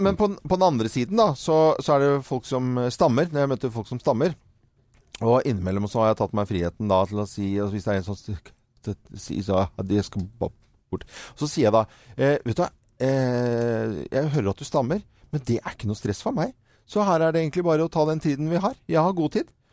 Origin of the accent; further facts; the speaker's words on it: Norway; Vi holder på her hjemme i Norge